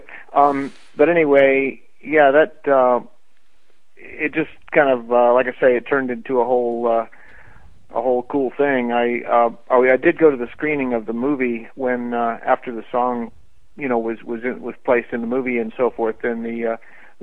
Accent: Florida, United States; moved away as an adult; also born or lived in Colorado; now in Los Angeles, United States; I grew up in Florida

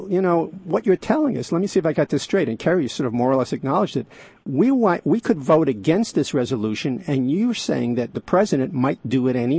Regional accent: New York, United States; the New York Times. I mention that because it's my hometown newspaper

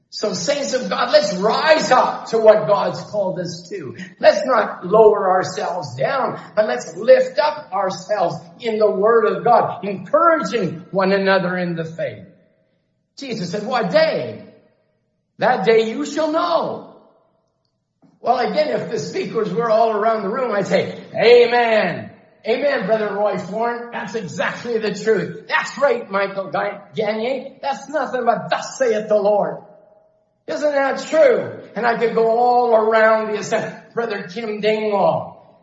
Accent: Chilliwack, British Columbia, Canada; I grew up in Chilliwack.

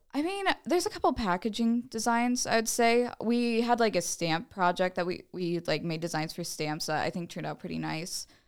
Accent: Fort Dodge, Iowa, United States; I'm from Fort Dodge originally. I went to Saint Ed's

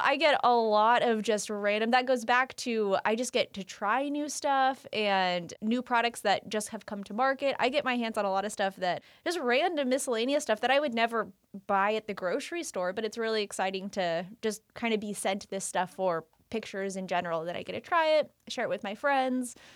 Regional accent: Roseville, California, United States; also born or lived in Lincoln, California; I grew up, born and raised in Roseville.

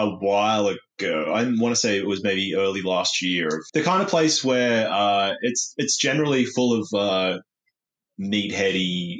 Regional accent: Newcastle, New South Wales, Australia; I've always been growing up in Newcastle

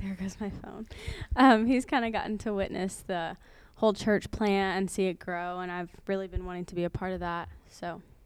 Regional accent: Houston, Texas, United States; moved away as an adult; now in Baton Rouge, United States; we're from Houston, Texas.

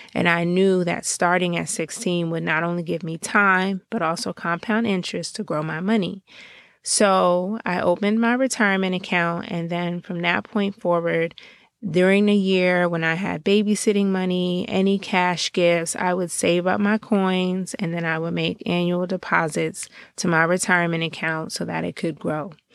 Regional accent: Georgia, United States; now in Washington, D.C., United States; I am Um, a girl born and raised in Georgia, but really living currently in the Washington, D C area

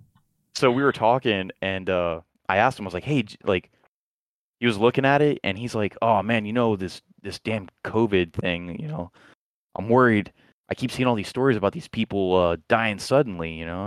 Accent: Florida, United States; moved away; I'm from Florida

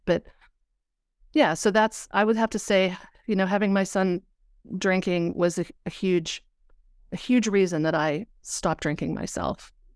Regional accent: Pennsylvania, United States; I'm from Pennsylvania.

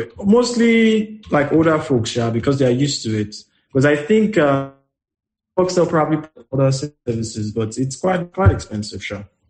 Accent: Nigeria; as a Nigerian

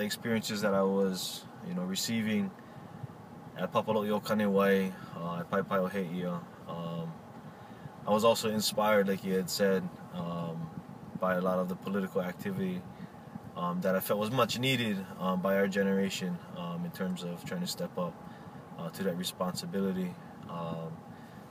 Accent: Oahu, Hawaii, United States; I'm from the island of Oahu.

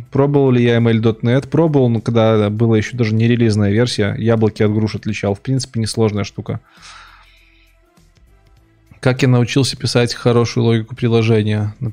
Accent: Minsk, Belarus; Я ж не из Финляндии, я из Минска.

